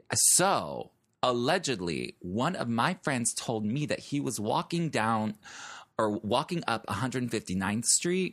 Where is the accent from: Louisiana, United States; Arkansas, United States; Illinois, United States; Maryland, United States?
Illinois, United States; Chicago; moved away; I'm from Chicago